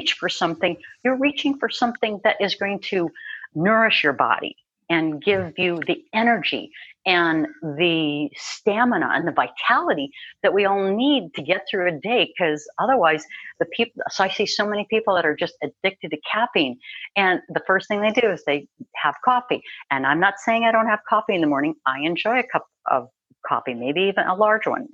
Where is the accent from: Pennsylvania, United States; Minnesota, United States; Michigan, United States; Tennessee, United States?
Minnesota, United States; I grew up in Minnesota. I grew up with steak and potatoes and mm-hmm. cheese and all that good Midwestern food